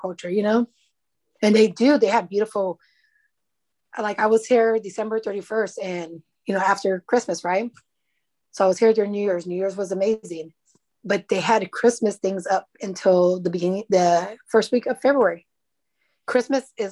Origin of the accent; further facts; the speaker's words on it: United States; moved away as an adult; now in Ukraine; we're from America.